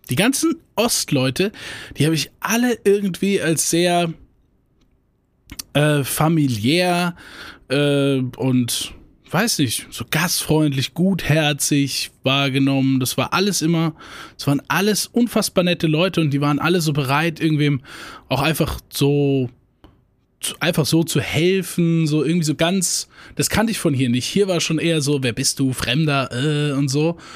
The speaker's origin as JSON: {"language": "German", "region": "Rhineland-Palatinate", "country": "Germany", "accent": "Hunsrück Platt", "said": "Äh, also Dialekte da, so, äh, wo ich herkomme, äh, Hunsrücker Platt."}